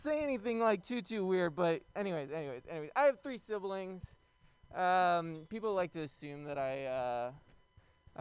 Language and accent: English; New York City, New York, United States; moved away as an adult; now in San Francisco, United States; I'm from Brooklyn